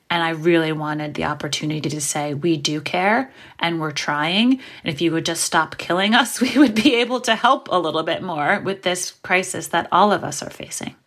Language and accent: English; New York City, New York, United States; I'm from New York City, and I grew up in Brooklyn in the eighties